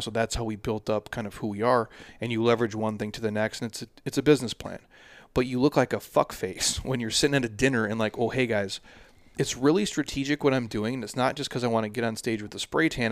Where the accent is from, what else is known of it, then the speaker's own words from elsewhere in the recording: Minnesota, United States; moved away; I'm from the Midwest